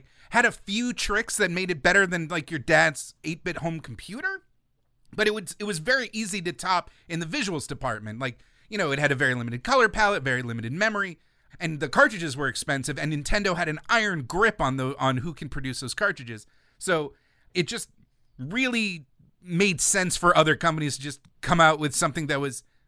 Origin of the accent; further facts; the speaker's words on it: New York, United States; So I grew up in New York, where the TurboGrafx-16 had its first test market.